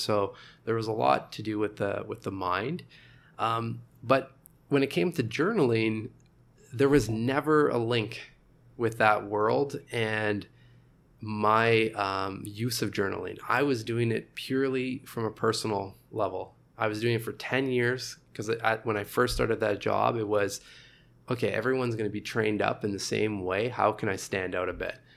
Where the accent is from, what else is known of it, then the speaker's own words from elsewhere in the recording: Sudbury, Ontario, Canada; also born or lived in Montreal; now in Toronto, Canada; I'm, I'm originally from Northern Ontario, Sudbury.